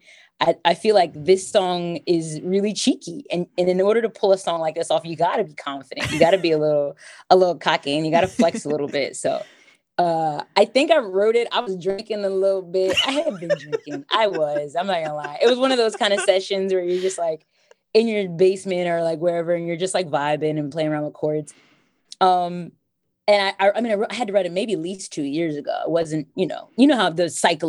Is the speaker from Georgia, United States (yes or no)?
no; Delaware, United States; moved away as an adult; now in Philadelphia, United States; I'm from Delaware